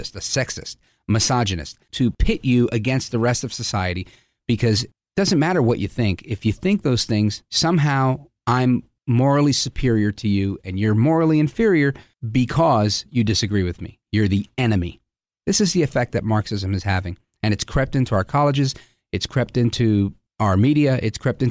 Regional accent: United States; being American and living in a country where I thought we could disagree

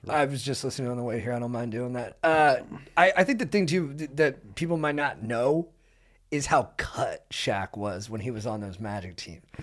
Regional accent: Southern California, United States; I grew up in Southern California

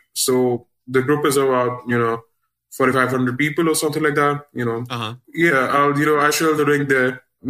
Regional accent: India; I'm from India.

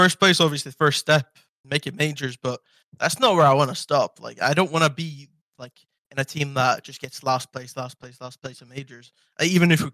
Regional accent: Iceland; moved away as an adult; I love Iceland. It's my home country

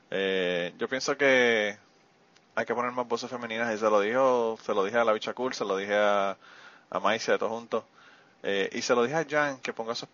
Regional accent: Spain; tienes más genética española que nosotros que somos de España y vivimos en España.

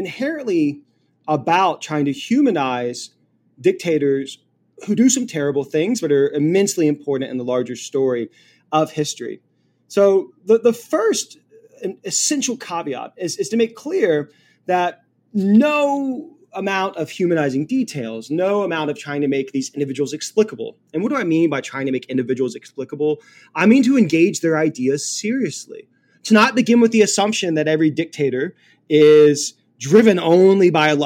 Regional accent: Louisiana, United States; now in New Hampshire, United States; I am from Louisiana

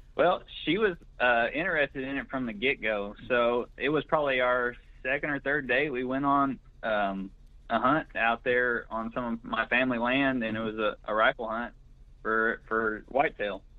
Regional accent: Greenfield, Oklahoma, United States; also born or lived in Watonga, Oklahoma; I'm originally from Blaine County. That's in the northwest part of the state, about 60 miles northwest of Oklahoma City, mm-hmm. a little town called Greenfield. Went to high school in Watonga

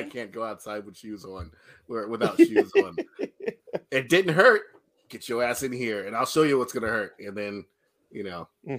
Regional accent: Atlanta, Georgia, United States; We're from Atlanta. We're from the Atlanta metro area.

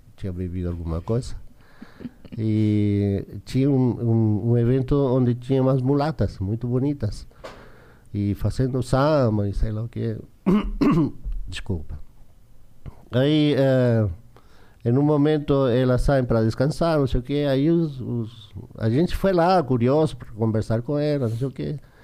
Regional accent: Chile; Portuguese is a second language; moved away as an adult; also born or lived in São Paulo, Brazil; a gente cresceu junto lá no Chile

